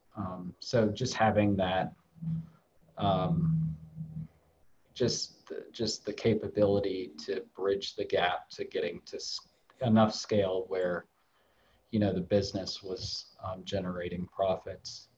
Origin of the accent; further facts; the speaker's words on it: Ohio, United States; I grew up in Ohio